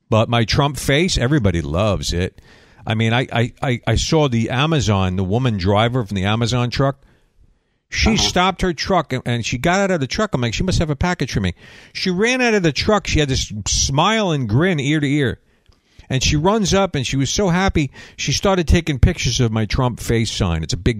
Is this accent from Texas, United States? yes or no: no; Long Island, New York, United States; moved away as an adult; now in Florida, United States; I'm from Long Island, guy. I know humidity